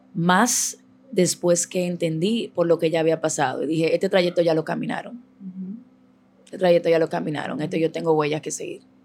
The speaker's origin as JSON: {"language": "Spanish", "town": "Santo Domingo Este", "region": "Distrito Nacional", "country": "Dominican Republic", "tie": "born or raised there", "said": "Yo vengo de San Lorenzo de los Negros Minas, un barrio Los Minas"}